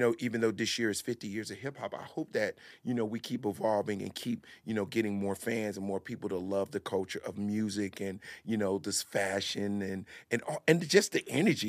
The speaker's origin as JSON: {"language": "English", "town": "Newark", "region": "New Jersey", "country": "United States", "tie": "born or raised there", "said": "No, I grew up in Jersey. Okay. Now, the interesting thing about living in Newark and growing up in Newark, on certain days you could just see New York."}